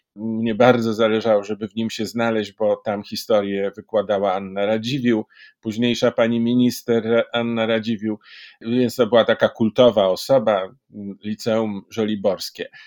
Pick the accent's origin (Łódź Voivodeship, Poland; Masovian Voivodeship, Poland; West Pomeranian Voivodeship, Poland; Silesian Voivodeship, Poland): Masovian Voivodeship, Poland; Warsaw; Urodziłem się w Warszawie.